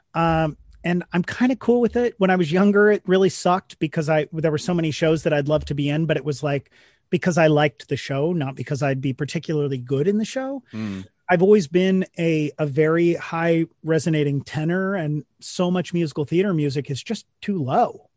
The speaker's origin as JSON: {"language": "English", "region": "Missouri", "country": "United States", "moved": "yes", "lives_now": "New York, United States", "said": "Missouri, a couple hours north of Kansas City"}